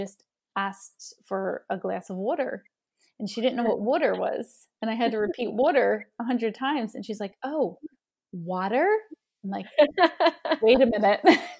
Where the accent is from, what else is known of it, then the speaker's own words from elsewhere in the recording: New Jersey, United States; I am born and raised in New Jersey, and I've worked on my accent.